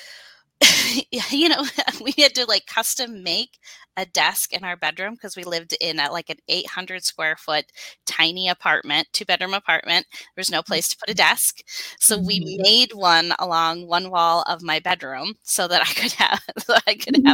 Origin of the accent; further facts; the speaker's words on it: Wisconsin, United States; I have been born and raised in Wisconsin. I've never known anything else. I'm a true Wisconsin girl